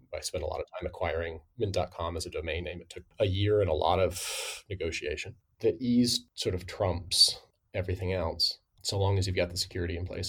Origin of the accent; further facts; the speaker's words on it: Midwest, United States; I'm from the Midwest